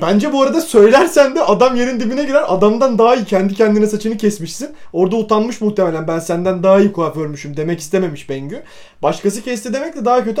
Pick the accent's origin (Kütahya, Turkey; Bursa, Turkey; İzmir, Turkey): Bursa, Turkey; biz Bursalıyız